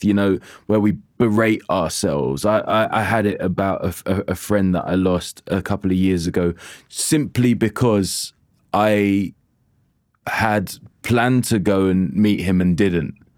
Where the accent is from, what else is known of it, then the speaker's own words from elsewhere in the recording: Jamaica; moved away; I am a Jamaican